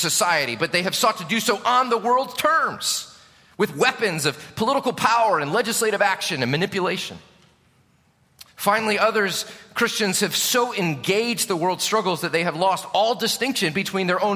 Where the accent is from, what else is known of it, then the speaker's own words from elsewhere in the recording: Chicago, Illinois, United States; moved away; I'm from Chicago